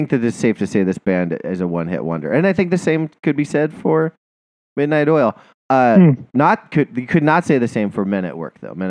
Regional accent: United States

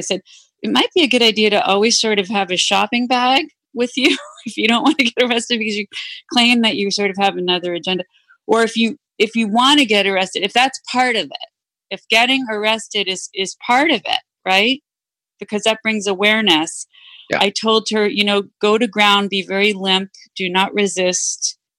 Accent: Massachusetts, United States; when I was growing up in Massachusetts, there was this big issue around busing. Mm. You know, and so I grew up in one of the few towns where we had busing, and it was contentious.

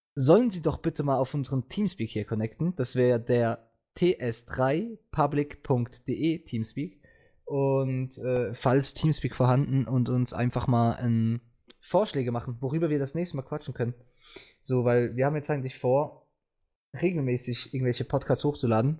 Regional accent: Switzerland; ich komme aus der Schweiz

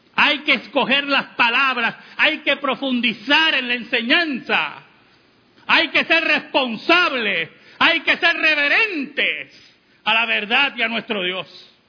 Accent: Puerto Rico; como decimos en Puerto Rico

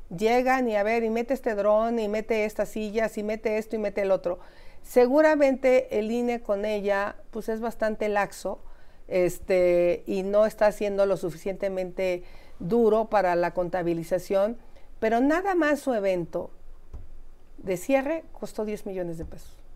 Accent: Mexico; como mexicanos

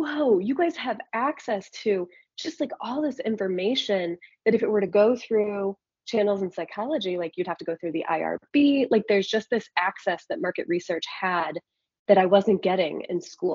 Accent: Iowa, United States; I grew up in Iowa, blue collar family

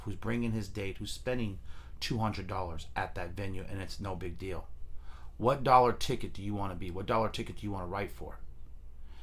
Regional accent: Fremont, California, United States; Fremont. Born and raised.

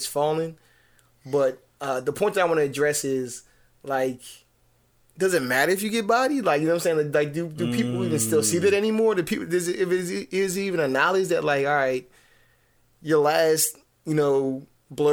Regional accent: New Jersey, United States; I'm from Jersey

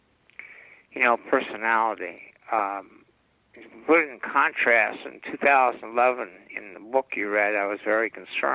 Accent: Los Angeles, California, United States; I grew up in West Los Angeles

